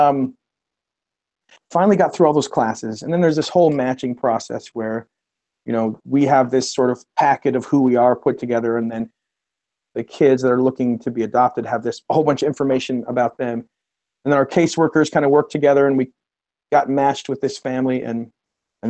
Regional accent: Utah, United States; moved away as an adult; now in Columbus, United States; I'm originally from the West. I'm from Utah and did my college work there, studies there

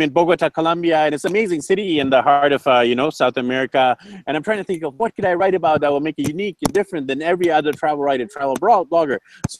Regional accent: Canada; first language English; I'm a native speaker because I was born and raised in Canada.

